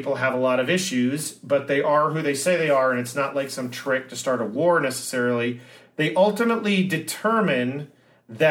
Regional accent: United States; as an American

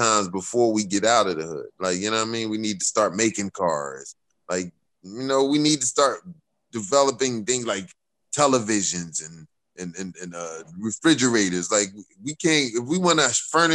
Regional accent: Philadelphia, Pennsylvania, United States; I grew up in West Philadelphia

